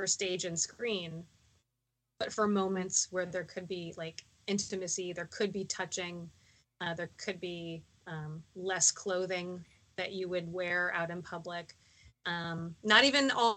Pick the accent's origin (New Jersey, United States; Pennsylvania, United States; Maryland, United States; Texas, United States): Texas, United States; now in Baltimore, United States; as a Texan